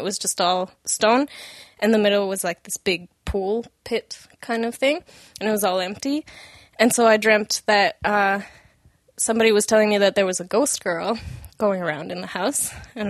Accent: Mexico; I grew up in Mexico.

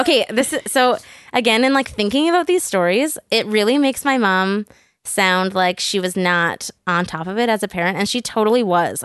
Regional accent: Burnaby, British Columbia, Canada; This was in Burnaby, so I grew up in North Burnaby.

